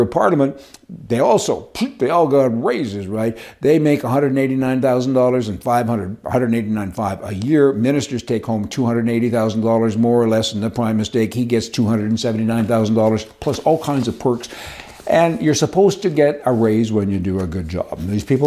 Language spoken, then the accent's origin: English; Canada; also born or lived in United States; I'm a Canadian too, and I've also got all my paperwork for the U.S. of A.